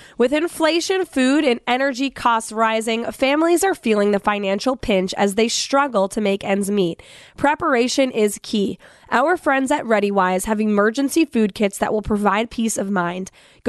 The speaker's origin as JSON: {"language": "English", "town": "Atkinson", "region": "New Hampshire", "country": "United States", "tie": "born or raised there", "said": "He will be in my hometown of Atkinson on Tuesday."}